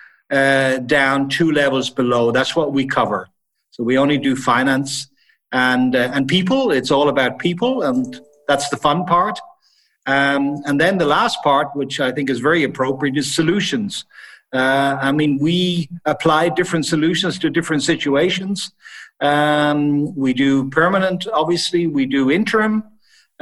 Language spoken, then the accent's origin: English; Ireland; moved away as an adult; also born or lived in Italy / Switzerland / Sweden / Netherlands; now in Frankfurt, Germany; I was born and raised in Ireland. And then I left Ireland in my early 20s